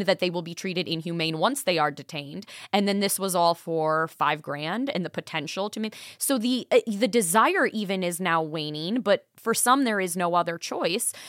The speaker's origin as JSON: {"language": "English", "town": "Milwaukee", "region": "Wisconsin", "country": "United States", "tie": "born or raised there", "said": "from Milwaukee, so shout out to my hometown"}